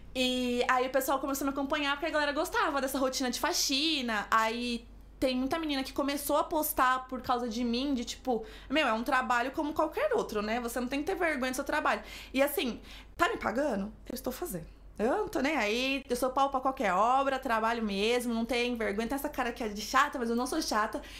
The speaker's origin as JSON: {"language": "Portuguese", "region": "São Paulo", "country": "Brazil", "also_born_or_lived": "Denmark", "moved": "as an adult", "lives_now": "Madrid, Spain", "said": "Sou de São Paulo. São Paulo, capital."}